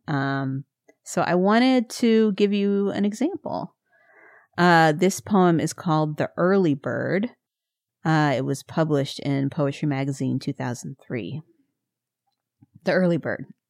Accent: Missouri, United States; I'm from Missouri

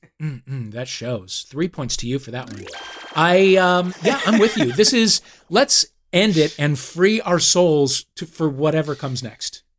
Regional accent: St. Louis, Missouri, United States; Saint Louis, my hometown

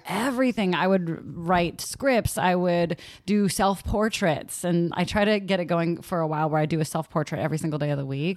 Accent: San Leandro, California, United States; also born or lived in Castro Valley; I grew up in San Leandro and Castro Valley

